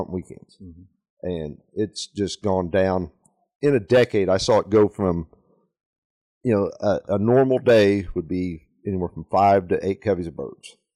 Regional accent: Kansas City, Missouri, United States; We're from Northwest Missouri, Kansas City area.

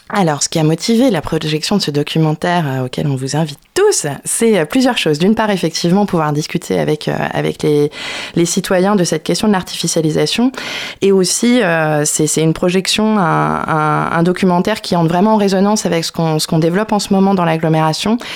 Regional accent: Brittany, France; je suis bretonne. Bretonne.

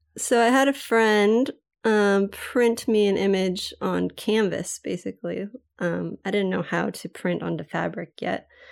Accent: Maui, Hawaii, United States; I'm from Maui, Hawaii

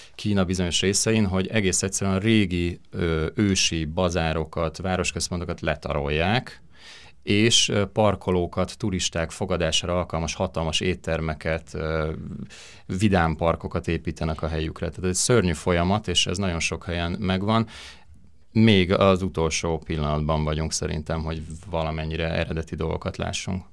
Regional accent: Hungary; én Magyarországról jöttem

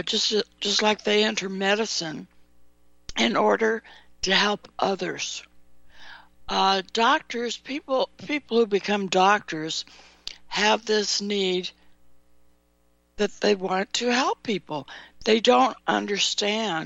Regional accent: California, United States; I grew up in California

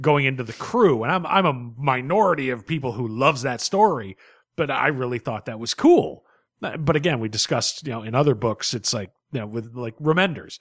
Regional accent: United States; a red blooded American male

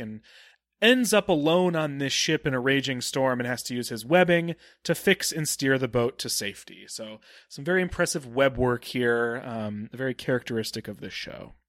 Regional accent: Cleveland, Ohio, United States; I'm from Cleveland

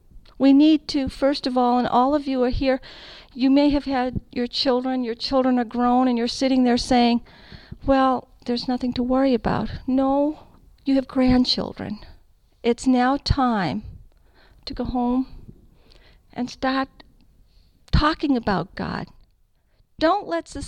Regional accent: California, United States; I'm from California.

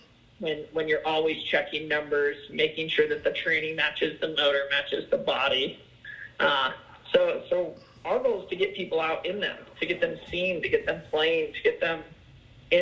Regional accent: Littleton, Colorado, United States; also born or lived in Englewood, Colorado; Englewood is kind of where, grew up in Littleton

